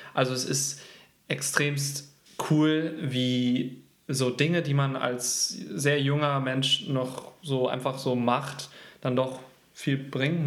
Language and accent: German; Leverkusen, North Rhine-Westphalia, Germany; also born or lived in Gütersloh / Canada; Ich wurde in Gütersloh geboren und habe dann den, eigentlich meine komplette Kindheit und mein Jugendleben in Leverkusen gewohnt.